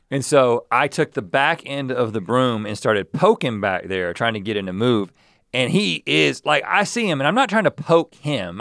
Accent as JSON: {"language": "English", "region": "North Carolina", "country": "United States", "tie": "born or raised there", "said": "growing up in North Carolina"}